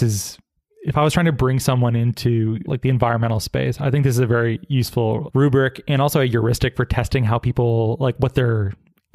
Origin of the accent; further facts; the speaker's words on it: Arizona, United States; moved away; I'm from Arizona and I have a lot of affection for the Southwest, spent so much time out there